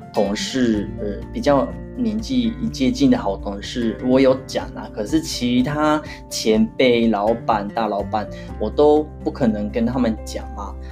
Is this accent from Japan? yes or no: yes; Hyogo, Japan; Chinese is a second language; moved away as an adult; now in Tokyo, Japan; 回我老家是兵库县的